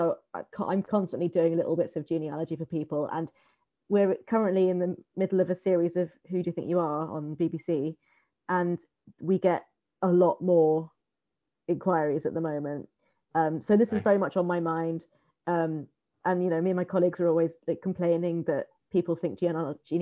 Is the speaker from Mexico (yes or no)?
no; Surbiton, London, United Kingdom; my hometown of Surbiton